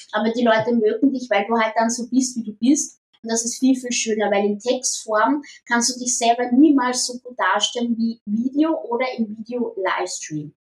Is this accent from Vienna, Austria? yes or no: yes; Vienna, Austria; Ah, ich bin am Randbezirk in Wien aufgewachsen